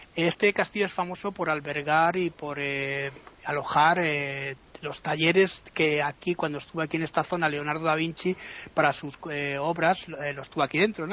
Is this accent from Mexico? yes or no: no; Italy; yo soy italiano